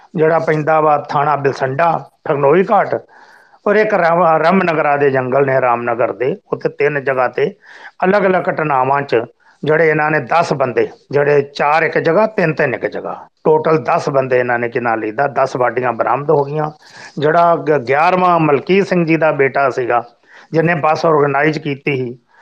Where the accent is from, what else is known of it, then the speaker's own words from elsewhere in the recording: Pilibhit, Uttar Pradesh, India; ਅਸੀਂ ਲੋਕ ਪਿਲੀਪੀਤ ਦੇ ਵਸਨੀਕ ਆ